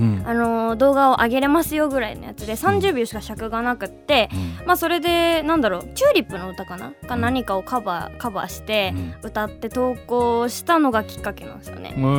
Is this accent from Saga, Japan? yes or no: yes; Saga, Japan; 私佐賀県出身なんですよ